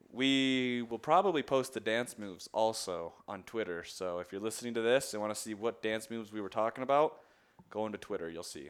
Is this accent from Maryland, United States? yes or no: yes; Maryland, United States; moved away; growing up in Maryland